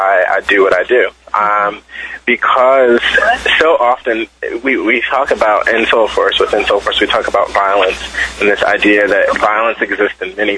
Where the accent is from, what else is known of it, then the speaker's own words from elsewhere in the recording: Philadelphia, Pennsylvania, United States; I'm from Philadelphia